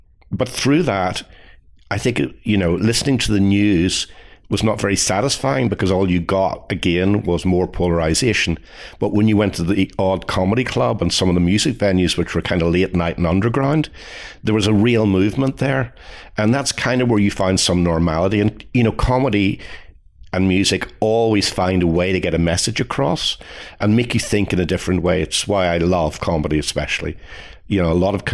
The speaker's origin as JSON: {"language": "English", "town": "Belfast", "region": "Northern Ireland", "country": "United Kingdom", "tie": "born or raised there", "moved": "as an adult", "lives_now": "United States", "said": "I grew up in Northern Ireland, which is very important to me"}